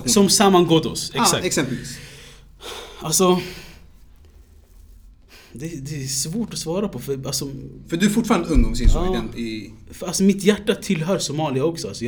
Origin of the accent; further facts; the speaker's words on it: Nyköping, Södermanland, Sweden; also born or lived in Katrineholm; Alltså jag, jag, är, alltså jag är född i Katrineholm, uppvuxen i Nyköping. Även om jag pratar flytande somaliska, jag kan min kultur.